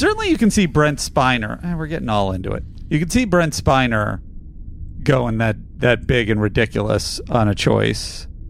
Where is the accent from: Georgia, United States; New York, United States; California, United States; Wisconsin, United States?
New York, United States; now in Los Angeles, United States; Look, I'm a New Yorker, so I'm a snob.